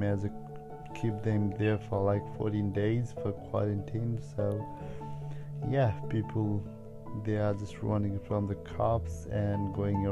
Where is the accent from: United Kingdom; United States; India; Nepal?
Nepal; now in Australia; I'm originally from Nepal